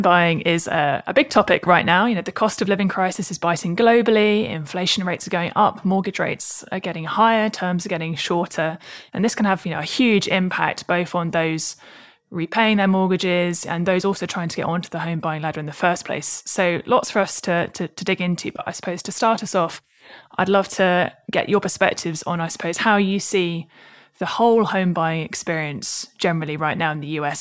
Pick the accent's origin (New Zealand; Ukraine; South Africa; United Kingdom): United Kingdom; southern England; I'm a British southerner